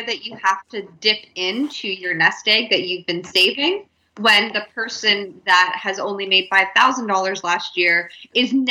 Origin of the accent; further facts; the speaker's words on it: Canada; as a Canadian